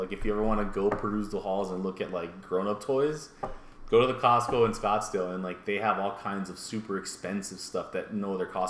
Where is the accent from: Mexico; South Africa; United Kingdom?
Mexico; I'm Mexican.